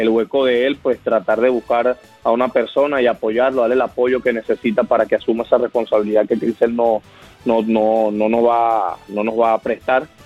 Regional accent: Venezuela; como te puedo decir que yo soy venezolano, jugar un Caracas Magallanes en Venezuela no es fácil

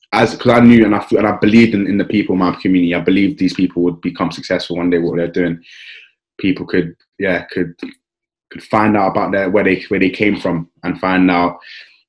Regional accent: London, United Kingdom; I grew up in South East London, around Kennington and Woolworth

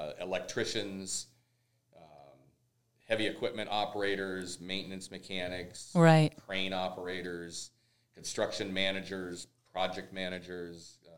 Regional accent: Bay Area, California, United States; also born or lived in Southern Oregon; now in Ventura County, United States; I spent part of my childhood growing up in the Bay Area and in Southern Oregon.

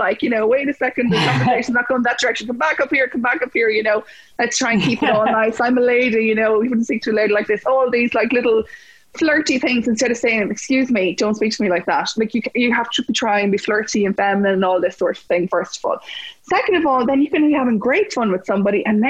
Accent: Mullingar, Westmeath, Ireland; also born or lived in Dublin; I'm originally from Mullingar

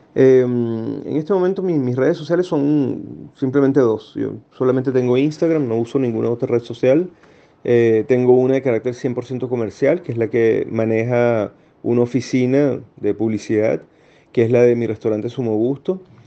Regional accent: Venezuela; moved away as an adult; now in Chile

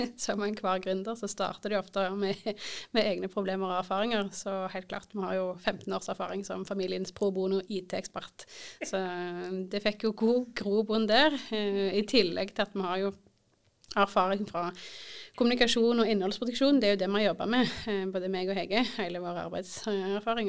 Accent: Indre Erfjord, Rogaland, Norway; moved away as an adult; Jeg er født og oppvokst i Indre Erfjord

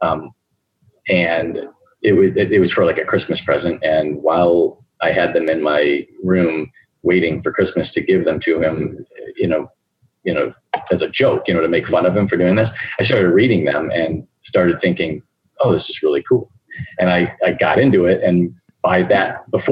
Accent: Okemos, Michigan, United States; also born or lived in Wixom, Michigan; I'm actually from Michigan, but from another city in Michigan, Okemos, Michigan, which is right by Michigan State University

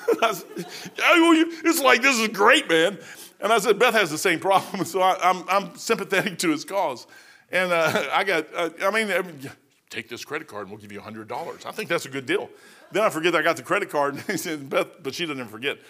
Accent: Kentucky, United States; I'm from Kentucky

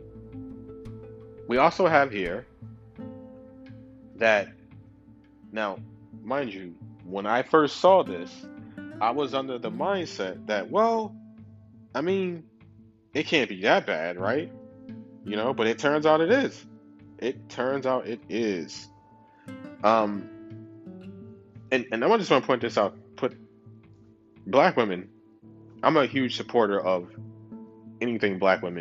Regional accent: New York City, New York, United States; I'm from Brooklyn. I ain't from no other motherfucking country

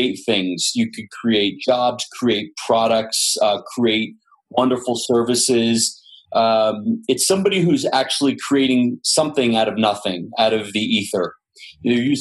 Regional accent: Los Angeles, California, United States; born and raised in Los Angeles

